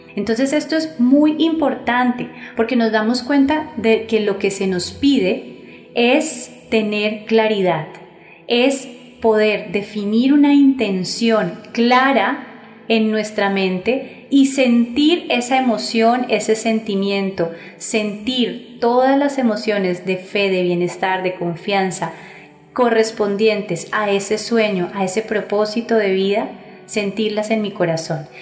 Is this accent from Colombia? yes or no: yes; Colombia